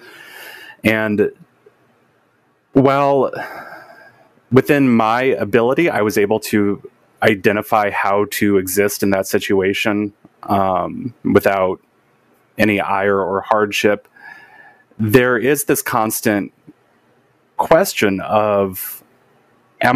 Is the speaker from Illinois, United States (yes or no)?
yes; Southern Illinois, United States; growing up in Southern Illinois